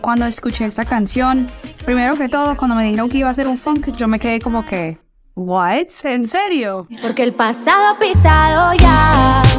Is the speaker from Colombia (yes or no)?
yes; Medellín, Antioquia, Colombia; moved away; also born or lived in Caldas, Antioquia; Yo nací en Caldas, Antioquia, me crié en Medellín, pero toda mi adolescencia, desde los 13 años, volví aquí a mi pueblo, a Caldas